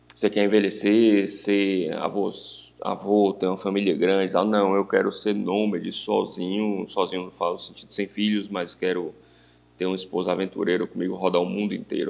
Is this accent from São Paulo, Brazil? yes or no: no; Vitória da Conquista, Bahia, Brazil; moved away as an adult; Eu sou natural de, de Vitória da Conquista, cidade né, do interior da Bahia